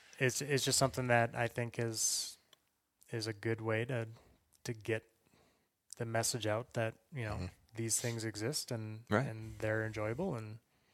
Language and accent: English; Mississippi, United States; Like I said, I grew up in Mississippi.